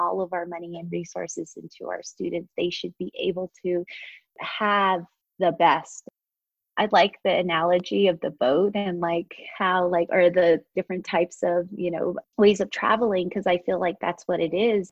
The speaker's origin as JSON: {"language": "English", "town": "Shiprock", "region": "New Mexico", "country": "United States", "tie": "born or raised there", "also_born_or_lived": "Arizona / Gallup, New Mexico", "said": "I grew up here in Shiprock and Tisnaspas, which is in the Four Corners area"}